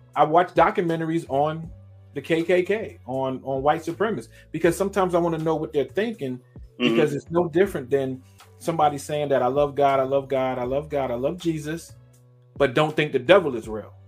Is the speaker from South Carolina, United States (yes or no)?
no; New York City, New York, United States; moved away; I'm born and raised in Brooklyn, New York